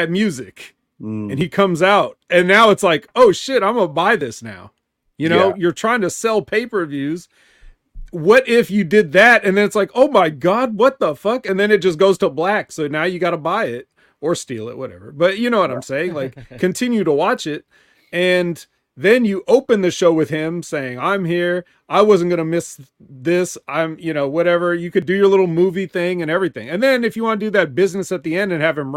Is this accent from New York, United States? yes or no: no; California, United States; I'm from California